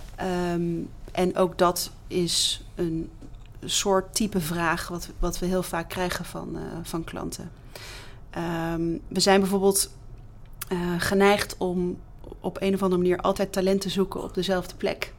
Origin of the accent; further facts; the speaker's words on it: Netherlands; als Nederlanders